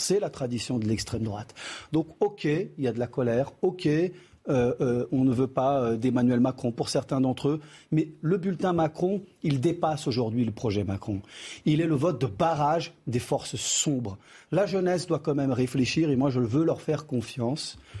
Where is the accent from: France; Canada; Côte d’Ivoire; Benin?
France; Créteil, Île-de-France; French is a second language; je suis arrivé en France à l'âge de 10 ans. J'étais pas français. Je ne parlais pas un mot de français et la France m'a totalement fabriqué. J'ai assimilé cette langue, ce pays et euh, je suis là aujourd'hui devant vous. J'ai grandi à Créteil dans la banlieue